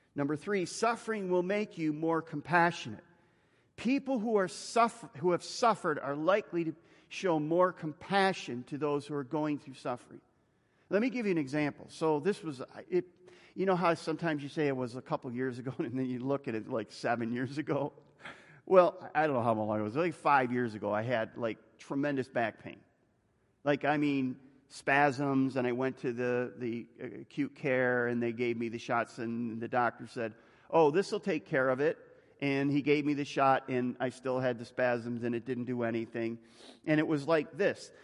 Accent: United States; I'm an American

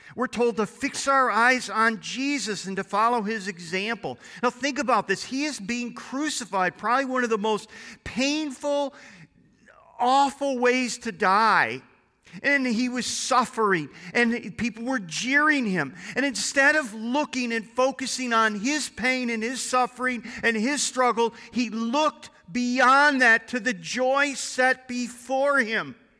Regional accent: United States; as American Christians

